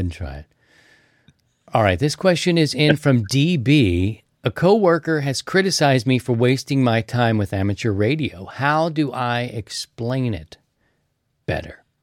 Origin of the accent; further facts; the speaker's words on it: Baltimore, Maryland, United States; I'm from Baltimore.